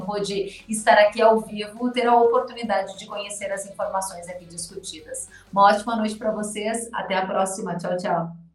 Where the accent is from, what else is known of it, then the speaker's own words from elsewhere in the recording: Uruguaiana, Rio Grande do Sul, Brazil; lá de Uruguaiana, Rio Grande do Sul, terra onde nasci